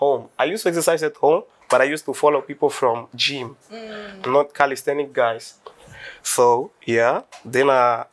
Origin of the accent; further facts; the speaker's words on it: Angola; moved away; I'm from Angola